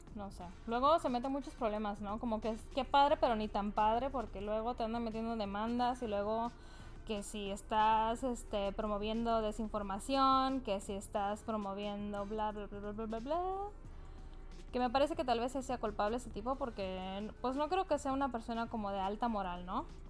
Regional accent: Mexico; como buena mexicana

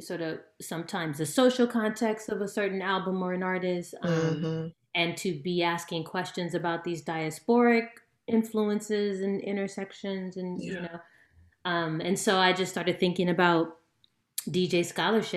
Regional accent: California, United States; I'm from California

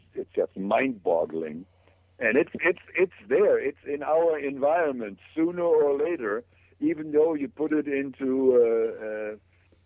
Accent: Germany; moved away; I grew up in Germany in a little village where there were no shops, no water, no electricity, no gas

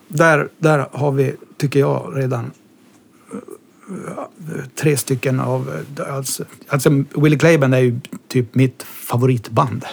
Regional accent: Kaunisvaara, Norrbotten County, Sweden; moved away as an adult; also born or lived in Kiruna; jag är born and raised i en liten by som heter Kaunisvaara

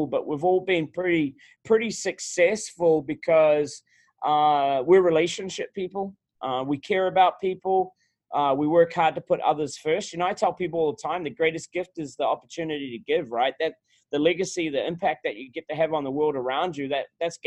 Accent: Auckland, New Zealand; moved away as an adult; also born or lived in Wellington, New Zealand / Stafford County, Virginia; now in Virginia, United States; I grew up in New Zealand. I grew up in Auckland, New Zealand

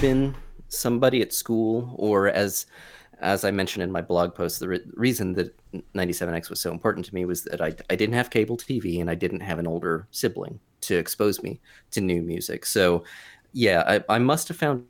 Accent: Wyoming, Ohio, United States; I grew up in Wyoming, Ohio, which is a northern suburb of Cincinnati

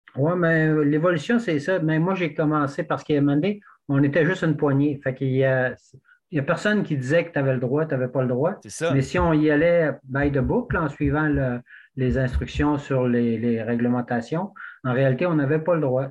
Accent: Squatec, Quebec, Canada; also born or lived in Western Canada; now in Gaspésie, Canada; moi, je suis originaire de Québec, mais j'ai grandi plus à Squatek, un petit village dans le Témiscouata.

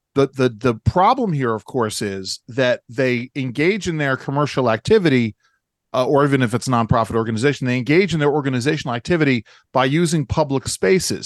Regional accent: Williamsburg, Virginia, United States; my hometown, uh, Williamsburg, Virginia.

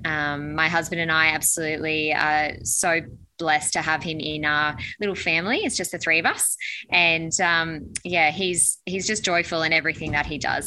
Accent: Newcastle, New South Wales, Australia; we're from Newcastle

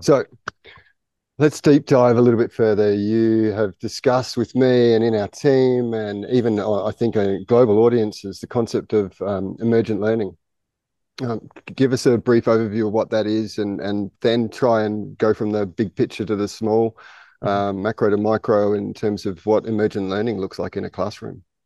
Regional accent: Australia; I'm Australian

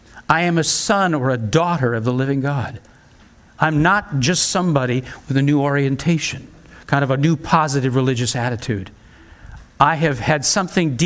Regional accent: United States; as an American

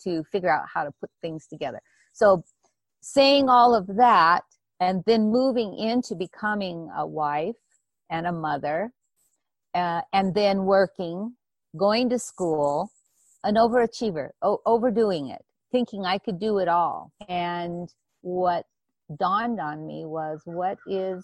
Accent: Hawaii, United States; I grew up in Hawaii.

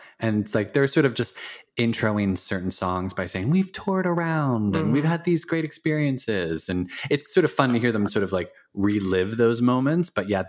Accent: Philadelphia, Pennsylvania, United States; I know Philadelphia's my hometown

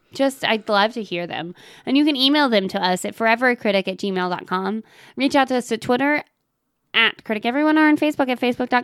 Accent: Texas, United States; now in Ireland; I am from Texas, but I live in Ireland, and I miss Taco Bell.

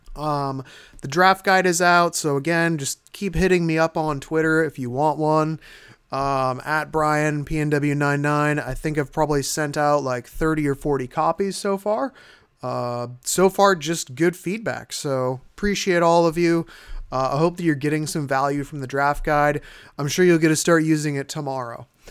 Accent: Northwest Washington, United States; we're both from Northwest Washington.

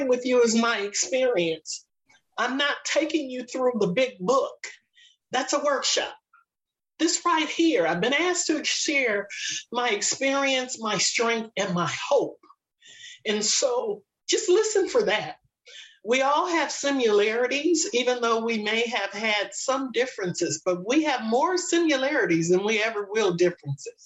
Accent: Los Angeles, California, United States; I was born and raised in Los Angeles

